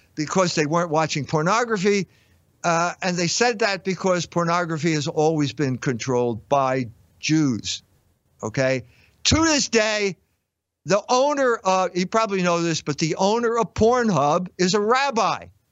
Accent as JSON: {"language": "English", "town": "Philadelphia", "region": "Pennsylvania", "country": "United States", "tie": "born or raised there", "said": "I grew up in Philadelphia"}